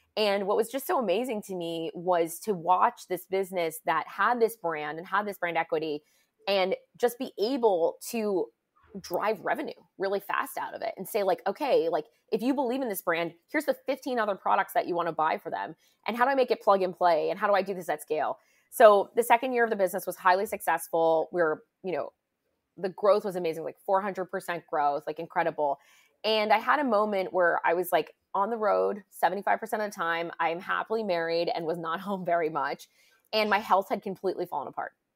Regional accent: United States; moved away as an adult; also born or lived in San Francisco / London; I was from the U S.

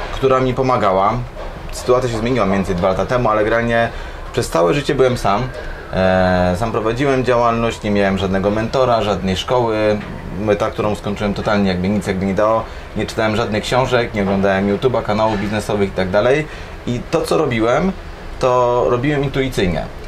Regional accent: Gdańsk, Pomeranian Voivodeship, Poland; jestem z Gdańska i tutaj też mieszkam i większość czasu tutaj spędzam

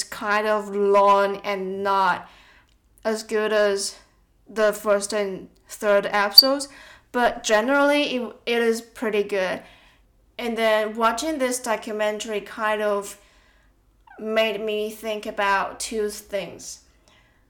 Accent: Tainan, Taiwan; moved away as an adult; now in Melbourne, Australia; back in Taiwan, in my hometown, when my relatives or friends want to visit Tainan, my hometown

